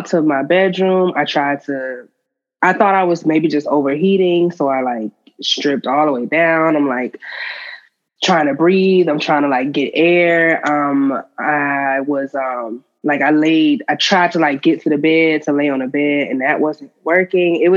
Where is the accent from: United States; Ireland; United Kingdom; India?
United States; Miami, Florida; now in Atlanta, United States; I am originally from Miami, Florida, and I am currently in Atlanta.